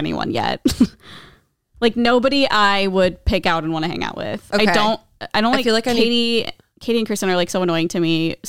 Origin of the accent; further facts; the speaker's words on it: Midwest, United States; I'm from the Midwest.